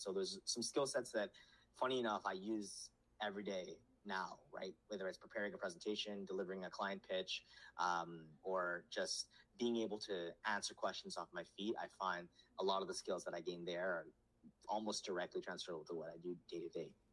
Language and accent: English; Canada; also born or lived in Nepal; I grew up in Canada, but I'm in a household in Nepali